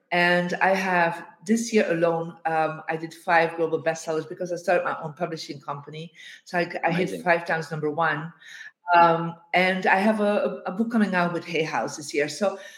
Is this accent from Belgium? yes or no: yes; Bruges, Flanders, Belgium; I am in my hometown in Bruges in Belgium after a tour of speaking engagements for the last month.